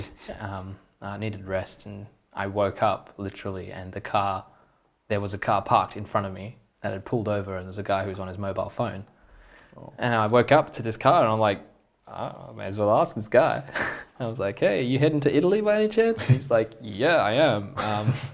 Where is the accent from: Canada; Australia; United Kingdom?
Australia; I'm from Australia